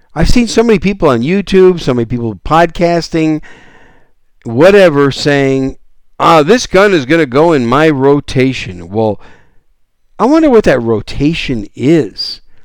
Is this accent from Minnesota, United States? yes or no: no; Wisconsin, United States; moved away as an adult; also born or lived in Arizona / Oklahoma / Texas; I'm a Cheesehead Packer fan from Wisconsin. That's where I was raised